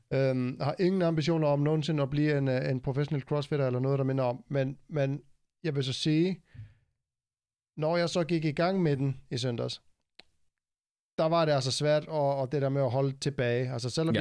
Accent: Iceland; now in Denmark; mit hjemland, Island

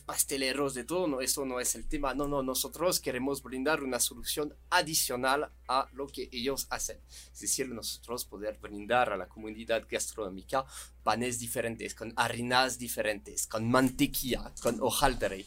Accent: France; Spanish is a second language; moved away as an adult; also born or lived in Guanajuato, Mexico; now in Mexico; somos franceses, expertos del pan

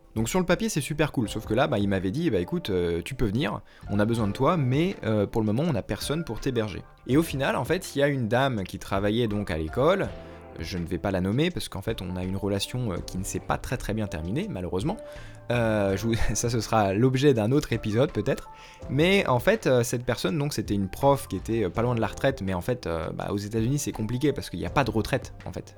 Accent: France; moved away as an adult; now in United States; je suis français

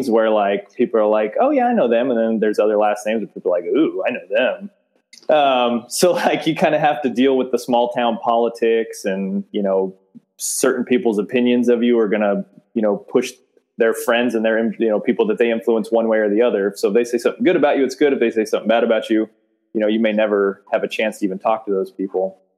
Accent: San Diego, California, United States; moved away as an adult; now in Olney, United States; I'm from San Diego originally. I've only lived here as long as the business has been here.

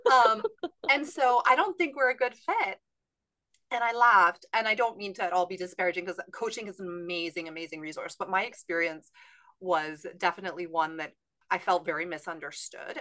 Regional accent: Canada; moved away as an adult; also born or lived in California; now in San Diego, United States; I'm from Canada, trained in Canada, but I actually live in California now

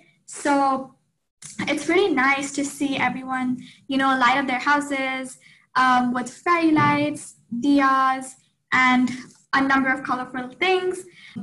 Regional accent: Pune, Maharashtra, India; now in Pittsburgh, United States; I'm a part of the class of 2022, and I'm originally from Pune, India.

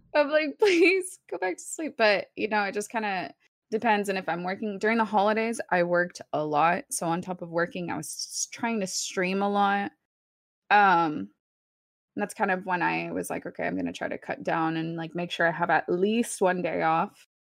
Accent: Dallas, Texas, United States; first language Spanish; English is a second language; we grew up in Texas

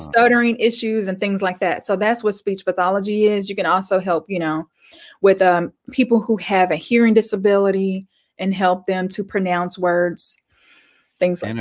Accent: Arkansas, United States; also born or lived in Little Rock; I grew up in Arkansas. I'm still here.

